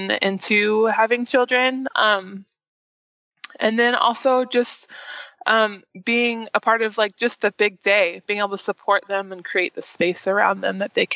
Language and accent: English; Olympia, Washington, United States; moved away as an adult; also born or lived in Bellingham, Washington; now in Nashville, United States; I am actually from the Northwest, up from Olympia, Washington